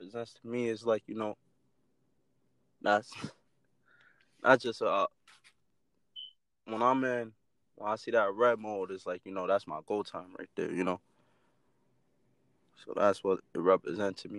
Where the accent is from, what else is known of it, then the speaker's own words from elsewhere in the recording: New Haven, Connecticut, United States; I come from a little spot in New Haven